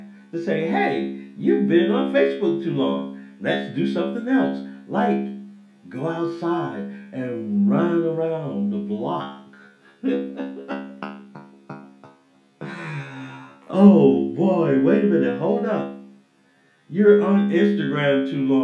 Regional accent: Atlanta, Georgia, United States; moved away; growing up in Atlanta, when I lived in Atlanta

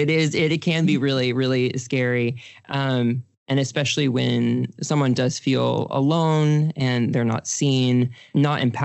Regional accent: Texas, United States; I grew up in Texas

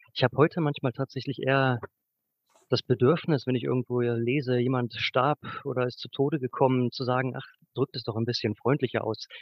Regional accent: Braunschweig, Lower Saxony, Germany; moved away as an adult; also born or lived in Göttingen; now in Leipzig, Germany; ich habe 2008 also, mein Abitur in Braunschweig gemacht

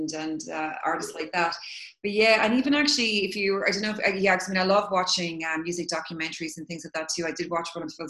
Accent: Cork, Munster, Ireland; moved away as an adult; now in Dublin, Ireland; I'm in Ireland now, but I'm from Cork. I live in Dublin, and probably might move back to Cork at some point

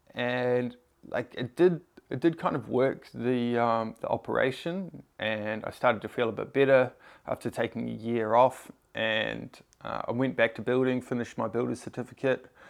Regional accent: Tauranga, Bay of Plenty, New Zealand; moved away as an adult; also born or lived in Sydney, Australia; I grew up in New Zealand in a, uh, town called Tauranga. I, uh, I moved to Sydney when I was nineteen

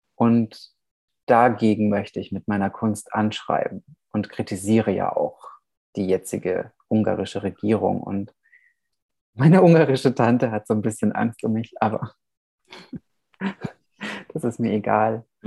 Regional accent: Nuremberg, Bavaria, Germany; moved away as an adult; also born or lived in Vișeu de Sus, Romania; now in Vienna, Austria; Nürnberg auch, gehört natürlich auch, ist auch meine Heimatstadt

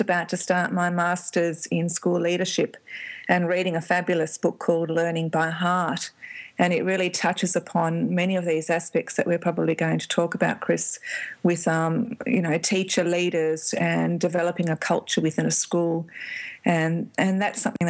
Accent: Melbourne, Victoria, Australia; I'm from Melbourne

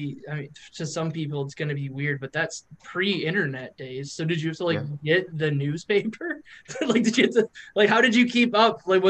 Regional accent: Toledo, Ohio, United States; I grew up in Toledo

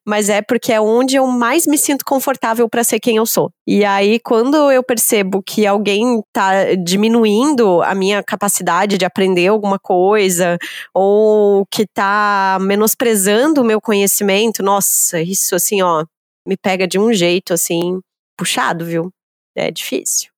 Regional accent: Brazil; enquanto brasileiro, aprende na escola

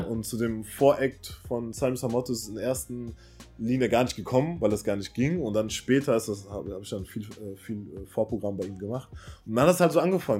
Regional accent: Cologne, North Rhine-Westphalia, Germany; also born or lived in Waiblingen, Baden-Württemberg; Ich komme aus Köln, gebürtig äh, aus dem Süden, in äh, Weiblingen geboren. Das liegt in der Nähe von Stuttgart.

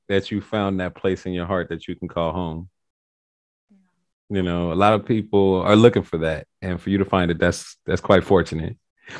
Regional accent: Cincinnati, Ohio, United States; now in Kauai, United States; I'm from Cincinnati, Ohio, but I moved to Kauai.

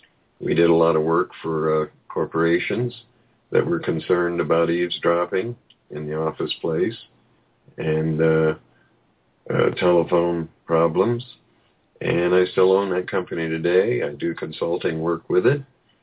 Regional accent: Apache Reservation, eastern Arizona, United States; moved away; also born or lived in Ecuador; I was born on the Apache Reservation in eastern Arizona.

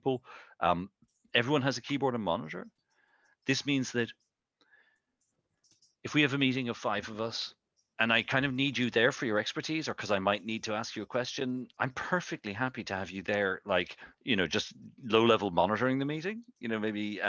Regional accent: Ireland; I'm from Ireland

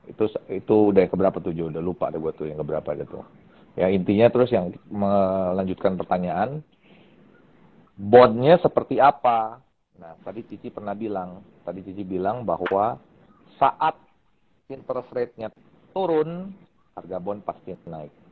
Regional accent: Indonesia; kalau ditanya inflation di Indonesia seperti apa, kita bisa merasakan karena kita orang Indonesia dan kita tinggal di Indonesia.

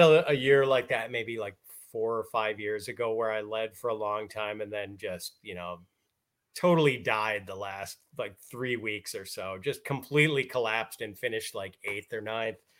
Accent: Milwaukee, Wisconsin, United States; I grew up in Wisconsin, so we always had ice in the winter.

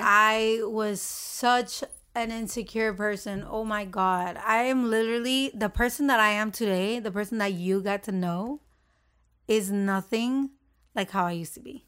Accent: Honduras; moved away; I was from Honduras

